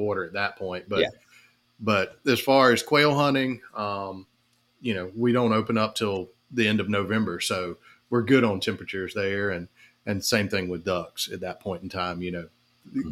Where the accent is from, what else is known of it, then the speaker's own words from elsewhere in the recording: Lexington, South Carolina, United States; I was born and raised here in Lexington, in the middle of South Carolina